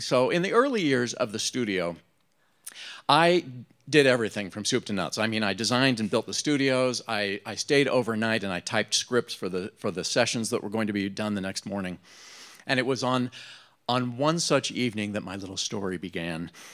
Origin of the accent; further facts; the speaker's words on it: Utah, United States; moved away as an adult; I came from Utah.